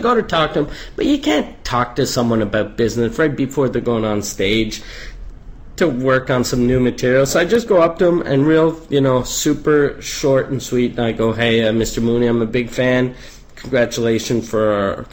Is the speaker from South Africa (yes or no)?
no; Canada; I'm Canadian